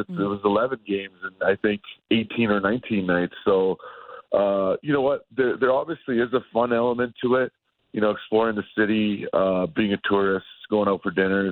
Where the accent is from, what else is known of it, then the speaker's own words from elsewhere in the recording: Canada; being a Canadian kid